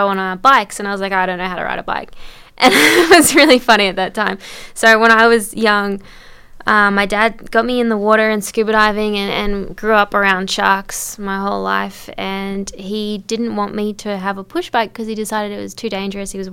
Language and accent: English; Gold Coast, Queensland, Australia; I grew up on the Gold Coast and on the Great Barrier Reef